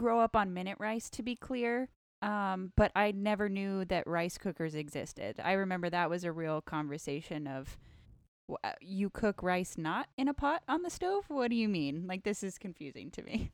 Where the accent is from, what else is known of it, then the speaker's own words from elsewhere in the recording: rural Northern California, United States; moved away as an adult; I grew up in rural Northern California where it was very monocultural